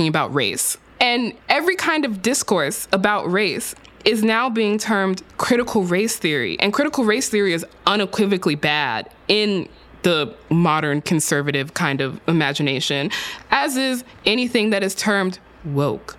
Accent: Texas, United States; my home state of Texas

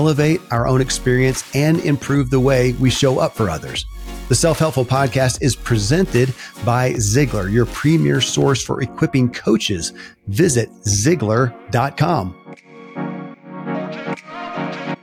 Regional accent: Kentucky, United States; born or raised there

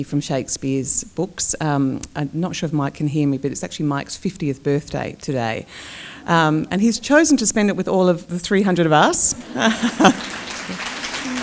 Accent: Clare, South Australia, Australia; moved away as an adult; now in Dublin, Ireland; So I grew up in Clare

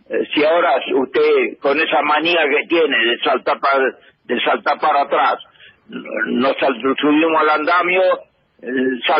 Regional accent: Argentina; moved away as an adult; also born or lived in Rome, Italy / Turin, Italy / Paris, France / London, United Kingdom; yo vengo de Argentina, y quiero quedarme en Roma un tiempo

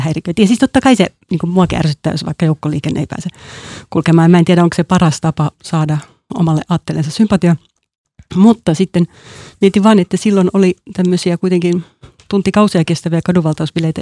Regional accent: Helsinki, Uusimaa, Finland; also born or lived in Porvoo

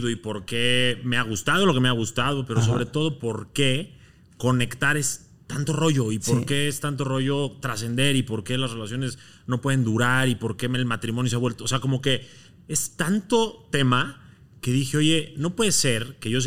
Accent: Mexico; Yo soy de origen libanés. Ajá. Mexicano y libanés.

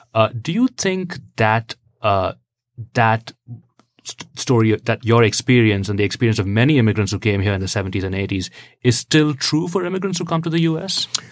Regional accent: India; now in United States; I'm from India originally

